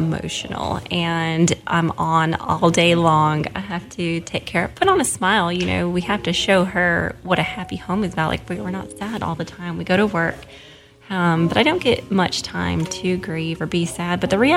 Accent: Seattle, Washington, United States; moved away as an adult; also born or lived in Jackson, Tennessee; now in Oxford, United States; I'm from Seattle and moved to Jackson, Tennessee about 8 years ago

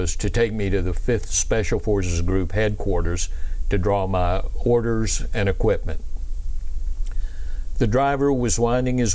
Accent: Pensacola, Florida, United States; I was raised in Pensacola, Florida

